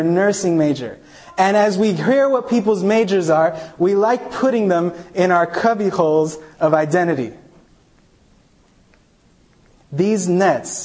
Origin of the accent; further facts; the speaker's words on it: New York City, New York, United States; also born or lived in Chile; I grew up in Staten Island, New York